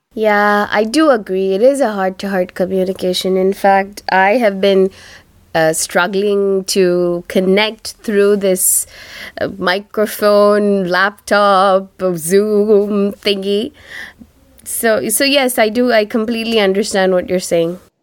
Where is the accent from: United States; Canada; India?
India; first language Tamil; English is a second language; from my home country, uh, India